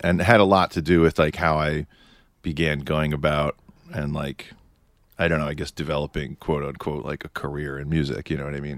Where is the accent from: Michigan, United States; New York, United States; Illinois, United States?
New York, United States; New York City; I'm from Manhattan.